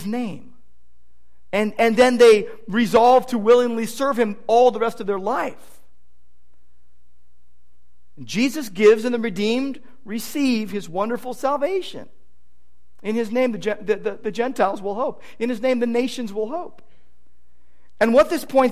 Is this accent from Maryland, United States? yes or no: no; Downey, California, United States; When I was a kid growing up in Downey, my dad was an L.A. policeman